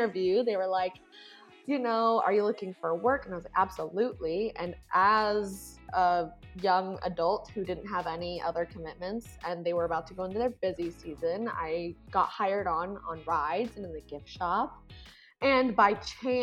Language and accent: English; Alaska, United States; moved away as an adult; now in Arizona, United States; growing up in Alaska